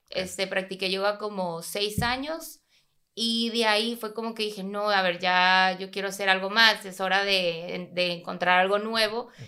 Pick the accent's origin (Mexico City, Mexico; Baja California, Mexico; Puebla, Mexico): Baja California, Mexico; Tijuana; soy de Tijuana.